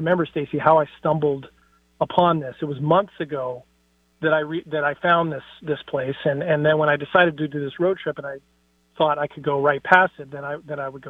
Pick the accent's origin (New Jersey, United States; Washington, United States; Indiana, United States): Washington, United States; Seattle; I'm from Seattle. That's not a conservative town.